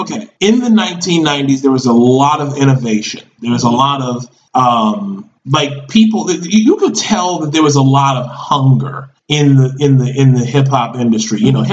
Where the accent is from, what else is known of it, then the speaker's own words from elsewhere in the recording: Baltimore, Maryland, United States; I was born and raised in Baltimore, Maryland.